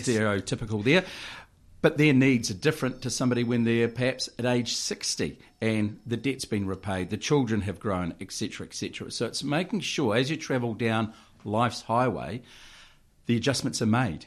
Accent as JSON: {"language": "English", "town": "Waipukurau", "region": "Hawke's Bay", "country": "New Zealand", "tie": "born or raised there", "said": "born and raised in Waipogrell, went to the Waipogrell Primary School, Central Hawke's Bay College"}